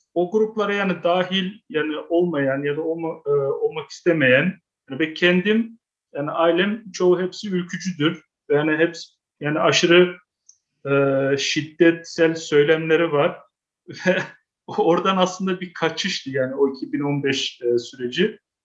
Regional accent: Amsterdam, North Holland, Netherlands; ben kendim Amsterdam doğumluyum

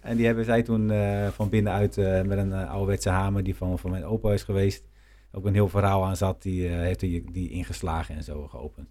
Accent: Nijkerk, Gelderland, Netherlands; Ik ben chocolatier en ik kom uit Nijkerk

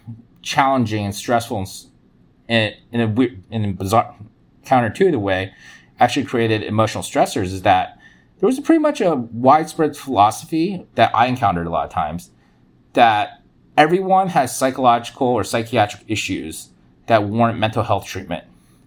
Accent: United States; So I was also told sometimes that because I grew up poor in America, I default was traumatized by poverty

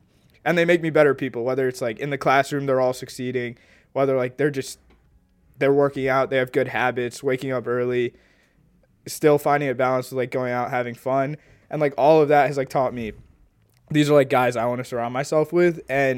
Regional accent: Illinois, United States; And then obviously U of I, us being, even though we're like from Illinois, like it's such a big school.

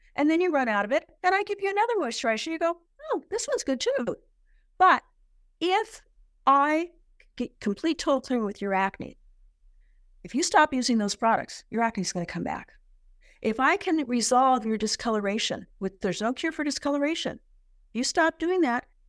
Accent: San Diego, California, United States; I was born and raised in San Diego

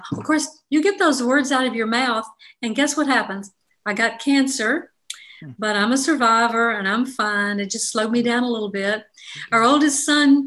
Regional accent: Jackson, Mississippi, United States; I'm from Jackson, Mississippi, and I grew up in the 50s and the apocalyptic 60s in Mississippi

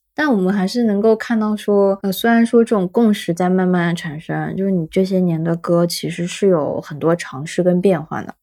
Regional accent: Shanghai, China; 我本身是上海人

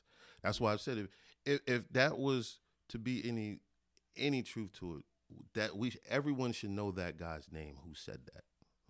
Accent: Belize; I'm from Belize.

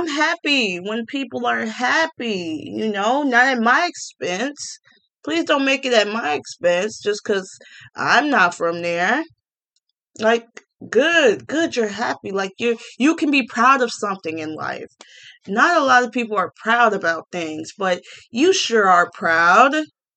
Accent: Gary, Indiana, United States; now in Cook County, Illinois, United States; I was from Gary, Indiana

